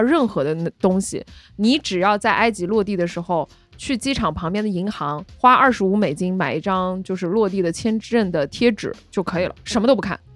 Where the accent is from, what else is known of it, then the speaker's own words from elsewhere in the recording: Guangdong, China; 我们潮汕人